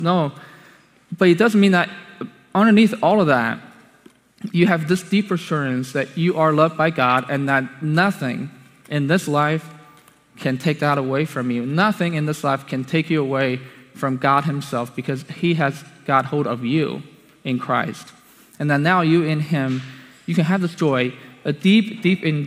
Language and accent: English; China; moved away; I came from China